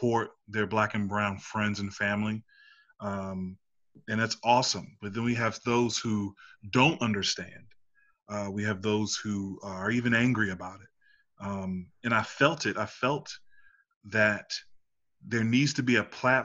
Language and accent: English; Washington, District of Columbia, United States; now in Richmond, United States; I'm a 31-year-old black man from Northwest D.C.